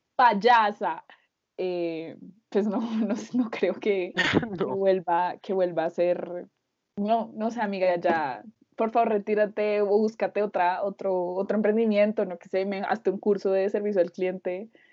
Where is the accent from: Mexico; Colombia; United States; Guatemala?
Colombia; somos dos colombianos